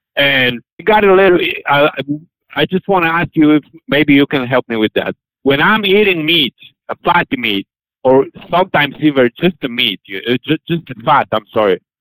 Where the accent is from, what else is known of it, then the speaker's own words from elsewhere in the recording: Poland; English is a second language; moved away; I'm from Poland